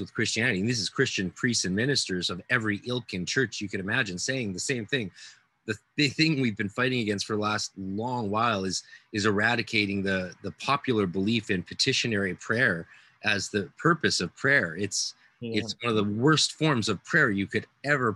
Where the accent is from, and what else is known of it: Canada